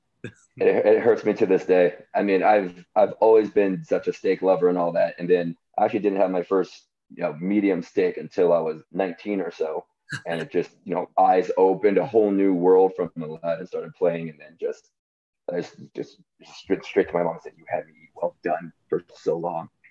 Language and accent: English; San Diego, California, United States; growing up in San Diego